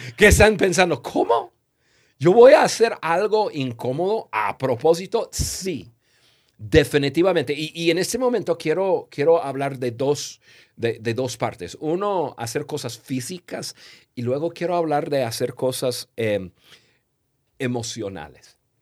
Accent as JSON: {"language": "Spanish", "country": "United States", "tie": "born or raised there", "said": "yo crecí en Estados Unidos"}